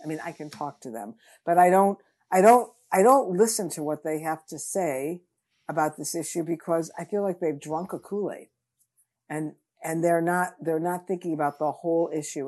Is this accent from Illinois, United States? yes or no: yes; Chicago, Illinois, United States; I grew up in Chicago